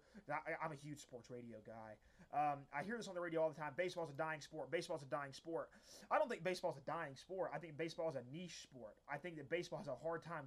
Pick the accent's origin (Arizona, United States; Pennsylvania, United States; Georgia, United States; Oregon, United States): Georgia, United States; the South; Growing up in the South, we didn't really get hockey